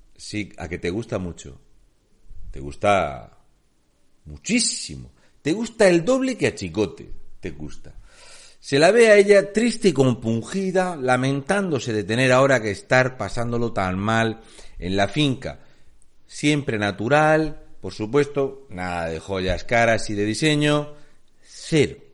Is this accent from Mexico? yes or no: no; Region of Murcia, Spain; soy un murciano encabronado